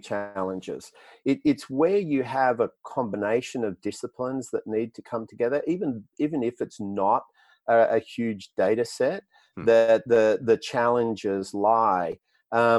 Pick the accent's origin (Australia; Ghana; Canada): Australia; accent: Australian; That's the Australian accent. Yeah, American isn't my first language. Unfortunately, it's Australian.